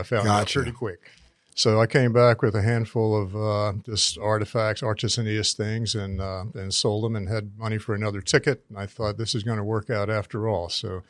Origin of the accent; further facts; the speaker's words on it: North Carolina, United States; I grew up in North Carolina